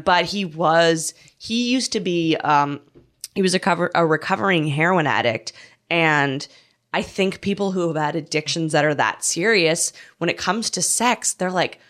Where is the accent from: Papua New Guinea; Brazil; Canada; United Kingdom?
Canada; now in United States; I'm able to travel into my home country of Canada.